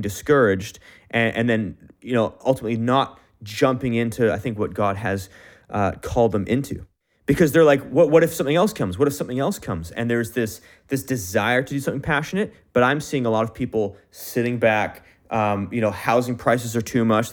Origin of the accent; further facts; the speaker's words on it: Canada; me as a Canadian, I only speak English